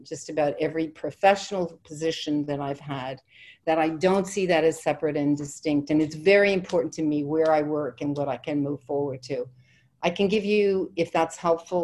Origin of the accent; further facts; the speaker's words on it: Ireland; I'm Irish